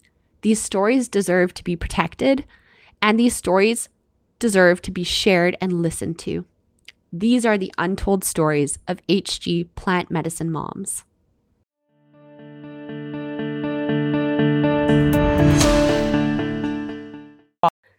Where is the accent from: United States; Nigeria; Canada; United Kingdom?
Canada; I'm your Canadian host